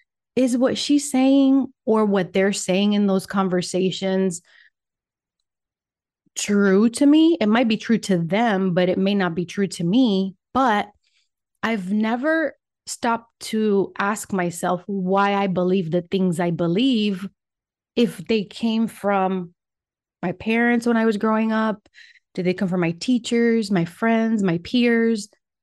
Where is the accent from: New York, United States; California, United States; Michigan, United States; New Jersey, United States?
Michigan, United States; first language Spanish; English is a second language; also born or lived in Puerto Rico; I am originally from Puerto Rico, and my first language is Spanish. And that's why I pause sometimes, because sometimes my brain goes in Spanish, sometimes it goes in English. Anyway, I traveled to the United States when I was 9, and I was raised in Michigan